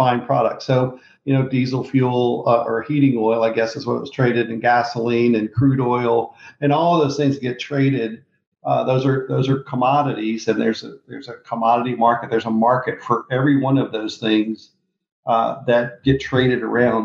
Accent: Mississippi, United States; also born or lived in Memphis, Tennessee; I was born in Memphis, Tennessee, grew up in Mississippi.

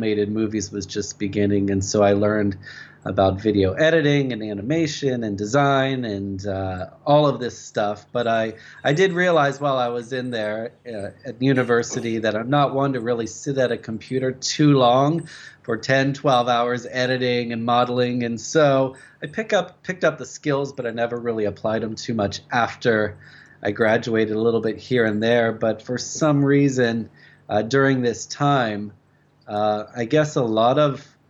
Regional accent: Ohio, United States; moved away as an adult; now in Japan; I'm from the United States, born and raised in the state of Ohio. Moved to Japan back in 2009

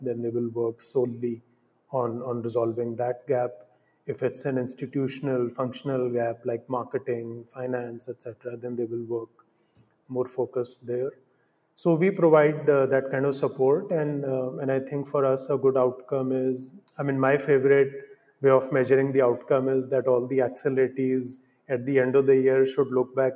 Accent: India; growing up in India and living in India

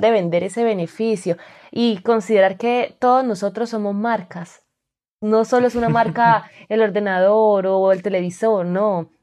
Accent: Colombia; moved away as an adult; also born or lived in Spain; now in Malta; soy colombiana, los colombianos me entienden que necesitamos visa para todo

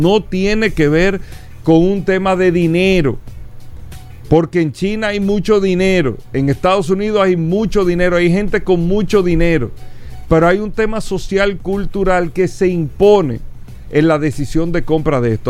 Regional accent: Dominican Republic; nosotros los dominicanos

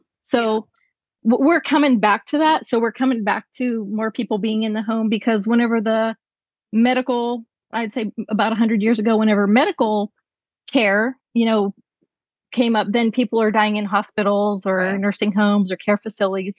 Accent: Pennsylvania, United States; moved away as an adult; also born or lived in California; I was born and raised in Pennsylvania, which is where I'm joining you from tonight

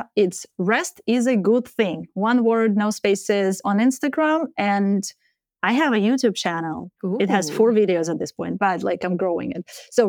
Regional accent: Ukraine; English is a second language; I'm from Ukraine.

